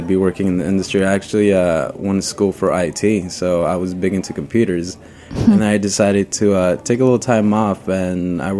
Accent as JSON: {"language": "English", "region": "Florida", "country": "United States", "lives_now": "New York, United States", "said": "I've been here in New York for about 2 years. I'm usually from Florida, which isn't a foodie place."}